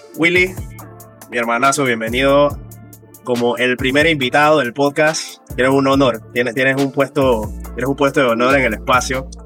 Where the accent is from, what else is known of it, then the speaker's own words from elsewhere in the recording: Panama; moved away as an adult; now in United Kingdom; desde que salí de Panamá